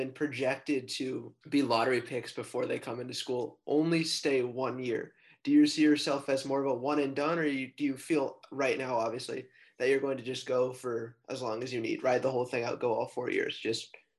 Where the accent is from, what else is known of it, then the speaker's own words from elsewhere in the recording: San Francisco, California, United States; now in Washington, United States; I'm from San Francisco originally before I moved to Washington.